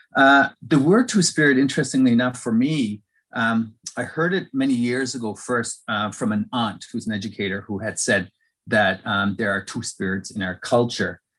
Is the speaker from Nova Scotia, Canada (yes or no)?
yes; Millbrook First Nation, Nova Scotia, Canada; now in Halifax, Canada; I'm from Millbrook First Nations